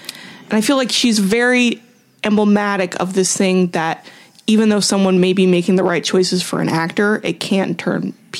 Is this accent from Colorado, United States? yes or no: no; Southern California, United States; accent: California; I'm from Southern California, so I have an innate geographical vocal fry.